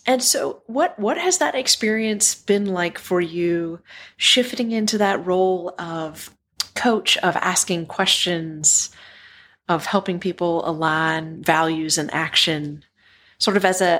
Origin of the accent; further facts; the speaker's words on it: Southwestern Virginia, United States; growing up in Southwestern Virginia